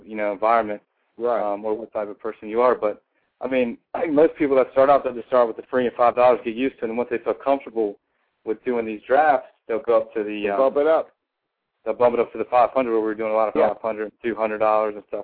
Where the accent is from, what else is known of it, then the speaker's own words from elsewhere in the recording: Washington, District of Columbia, United States; also born or lived in Huntington Beach, California; I'm actually from the Washington, D.C. area